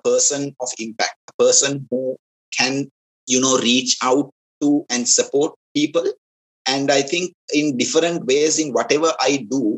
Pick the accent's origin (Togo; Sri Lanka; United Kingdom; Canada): Sri Lanka; Kandy, Central Province; so I'm originally from Kandy, my hometown is Kandy